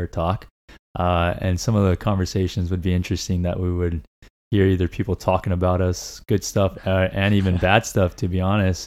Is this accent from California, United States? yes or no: yes; Laguna Niguel / Mission Viejo, California, United States; also born or lived in Tuxtla Gutiérrez, Chiapas, Mexico; I grew up up until I was about 10 years old in uh, Laguna Niguel. And then around 11 ish or so, we moved over to uh, Mission Viejo, and we've been here since